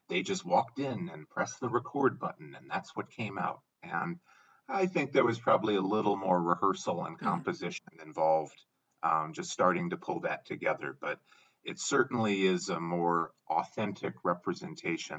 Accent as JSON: {"language": "English", "region": "Midwest", "country": "United States", "said": "I'm from the Midwest in the US"}